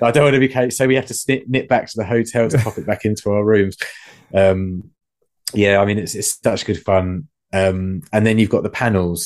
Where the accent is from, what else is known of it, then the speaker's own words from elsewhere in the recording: England, United Kingdom; being English